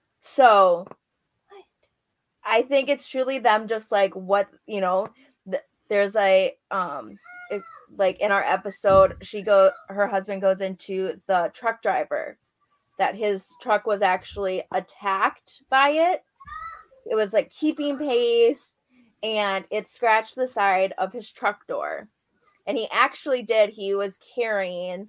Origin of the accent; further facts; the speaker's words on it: Upper Peninsula of Michigan, United States; I'm from the Upper Peninsula of Michigan